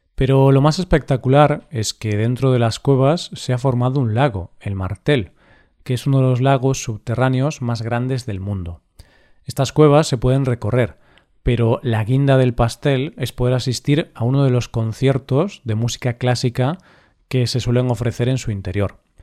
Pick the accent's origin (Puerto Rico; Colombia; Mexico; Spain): Spain; nuestro país